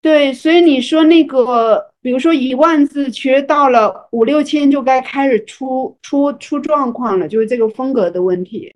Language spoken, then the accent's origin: Chinese; Fujian, China; 我是一个福建人嘛